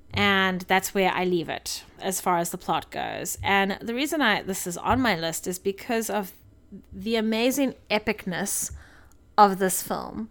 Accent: South Africa; moved away; being a South African

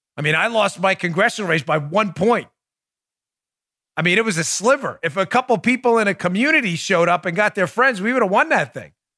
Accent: New York, United States; moved away; I'm from New York

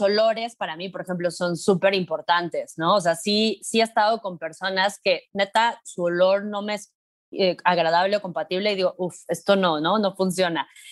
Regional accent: Mexico City, Mexico; soy una morra eh, de la Ciudad de México de 38 años

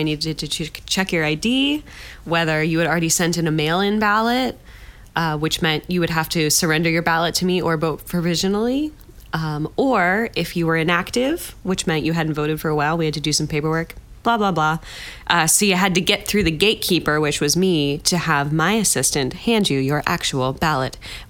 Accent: Allegheny County, Pennsylvania, United States; Just had to do a little humble brag for our home county.

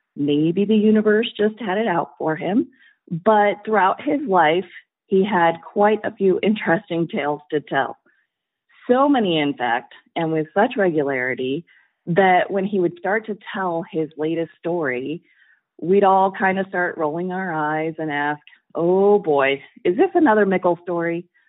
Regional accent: Colorado, United States; I'm originally from Colorado

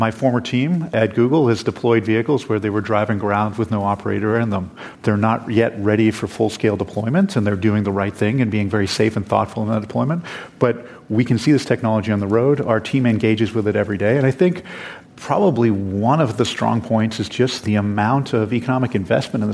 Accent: Canada; Both being Canadian

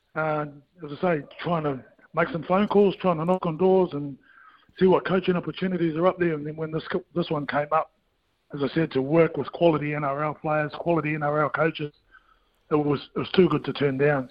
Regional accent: New Zealand; as a Kiwi kid

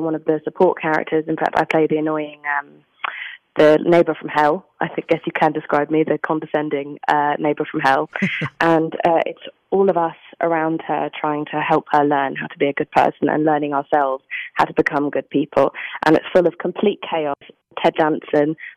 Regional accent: England, United Kingdom; I'm English

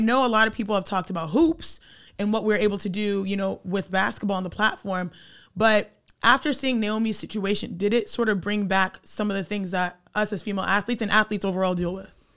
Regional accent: Cypress, Texas, United States; Growing up in Cypress, Texas, watching Space Jam

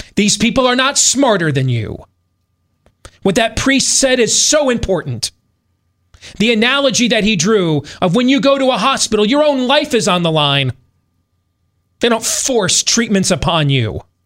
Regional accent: United States; I'm not British, I'm an American

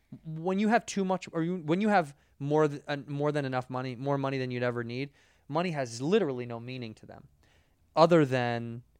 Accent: Midwest, United States; because we're from the Midwest, we don't sound like anything.

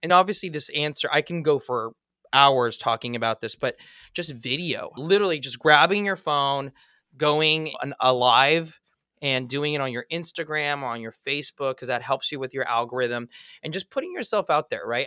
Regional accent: Los Angeles, California, United States; As a kid, I, I grew up in Eagle Rock, California.

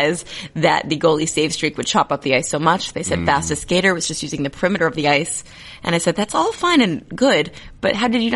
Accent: United States; je suis American

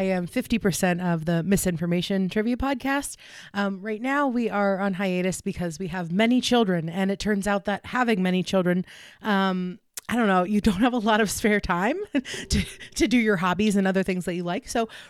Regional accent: Pittsburgh, Pennsylvania, United States; accent: Pittsburgh; not to denigrate my fellow Yinzers that also listen to the podcast, but I have worked on getting rid of my accent.

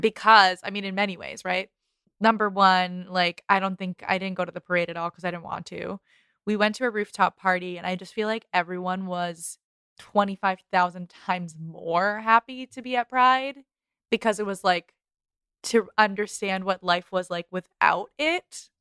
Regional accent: Boston, Massachusetts, United States; we're Bostonians

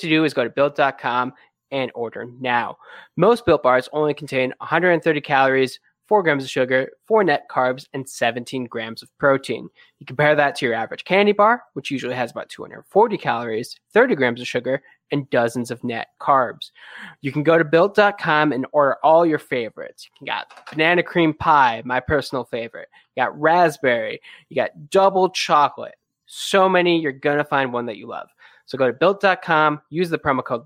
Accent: outside Buffalo, Western New York, United States; now in Arizona, United States; I am from Western New York originally, a couple miles or hours outside of Buffalo.

